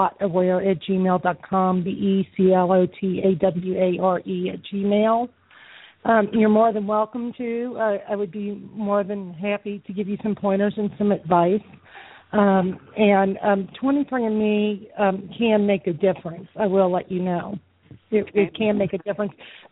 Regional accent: New Orleans, Louisiana, United States; I'm from New Orleans

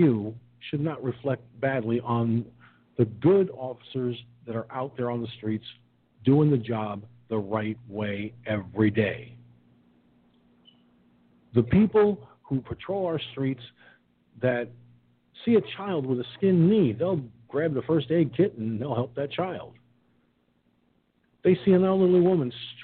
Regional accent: Peekskill, New York, United States; my hometown of Peekskill, New York

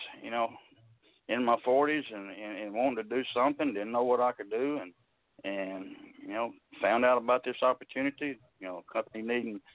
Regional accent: Mississippi, United States; I grew up on a farm here in Mississippi

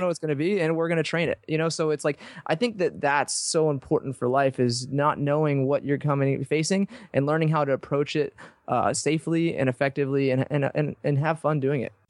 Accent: Texas, United States; I grew up in Texas

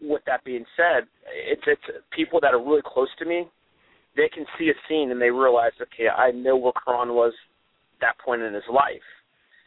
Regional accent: Greencastle, Pennsylvania, United States; also born or lived in Hartford, Connecticut / West Hartford, Connecticut; For the most part, I grew up in Pennsylvania, originally from Hartford, Connecticut

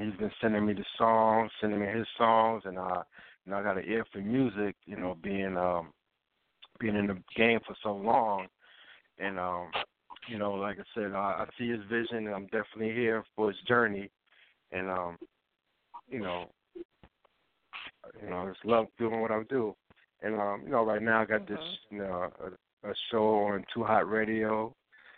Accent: New York, United States; born and raised in New York

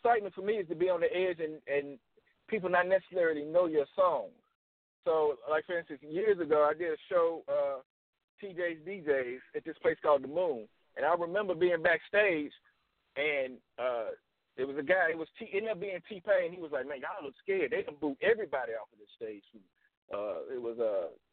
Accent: the South, United States; also born or lived in Nashville, Tennessee / Atlanta, Georgia; now in Chattanooga, United States; I'm from the South

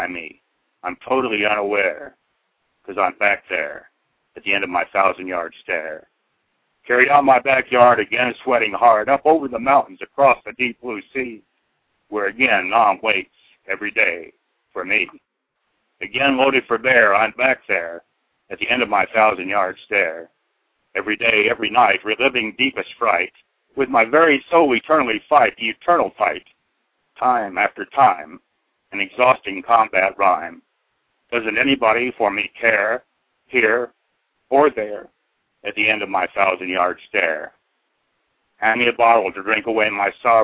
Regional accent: Oklahoma, United States; also born or lived in Southeast Idaho; now in Idaho, United States; I'm from Oklahoma originally

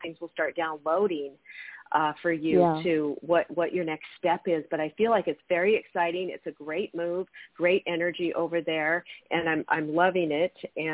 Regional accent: Federal Way, Washington, United States; moved away; also born or lived in California; That's my hometown. I'm from Federal Way.

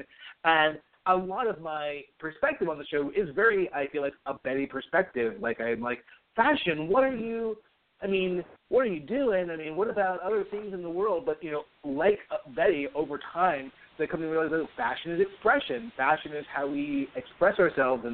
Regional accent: New York, United States; also born or lived in Massachusetts; I grew up in New York, went to school in Massachusetts

